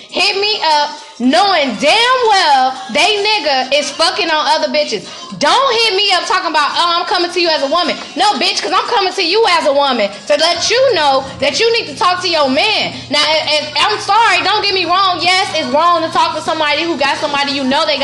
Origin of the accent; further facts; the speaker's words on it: Chicago, Illinois, United States; I'm from Chicago